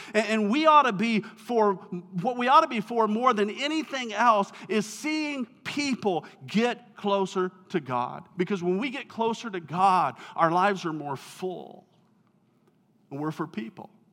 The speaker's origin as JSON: {"language": "English", "town": "Kearney", "region": "Nebraska", "country": "United States", "tie": "born or raised there", "said": "I grew up in Kearney"}